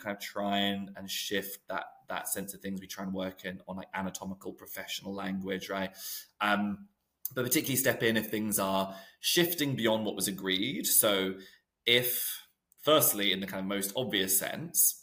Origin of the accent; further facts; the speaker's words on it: New Zealand; now in United Kingdom; I'm from New Zealand originally